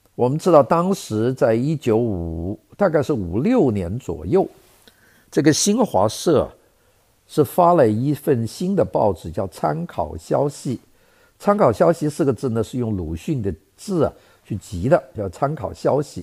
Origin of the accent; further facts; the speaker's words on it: Guangdong, China; 我是在广东长大的